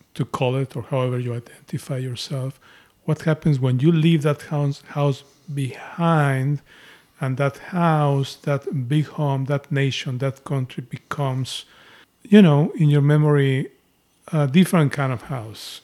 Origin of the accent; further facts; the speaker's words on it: Mexico City, Mexico; my experience of growing up in Mexico